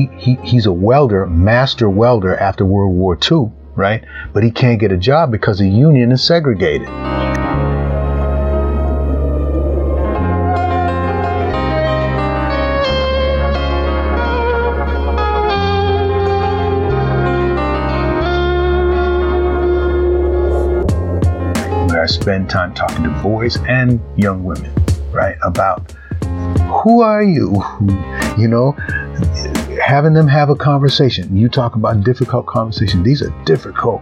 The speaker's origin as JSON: {"language": "English", "town": "Boston", "region": "Massachusetts", "country": "United States", "tie": "born or raised there", "moved": "yes", "lives_now": "Los Angeles, United States", "said": "I grew up in Boston."}